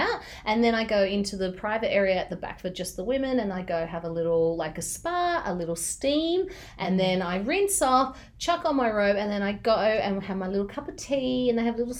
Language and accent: English; Cyprus; I did not know that you were Turkish, so we're fellow Turks. You're from mainland, I'm from Cyprus.